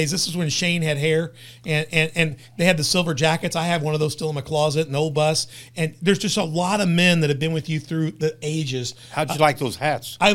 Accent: Memphis, Tennessee, United States; I, I, I came from Memphis, moved to Southern Illinois

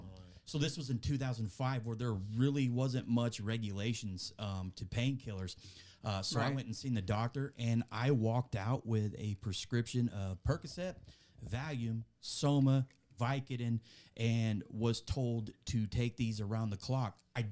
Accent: West Frankfort, Illinois, United States; I was born and raised here in Southern Illinois, a little small town just south of us here, West Frankfort. I was born there in 1984, grew up there all my life

